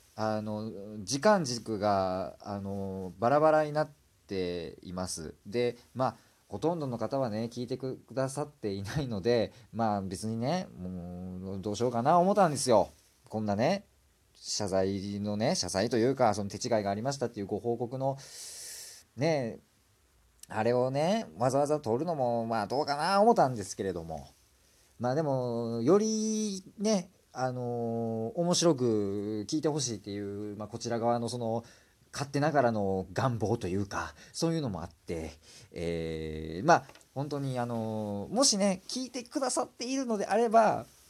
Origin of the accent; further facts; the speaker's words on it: Kansai, Japan; accent: Kansai dialect; すごい関西弁が出てしまってるんですけどもね